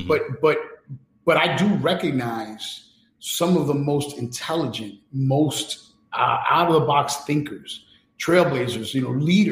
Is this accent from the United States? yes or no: yes; New York City, New York, United States; I grew up in New York City, where Malcolm X was praised as a hero in school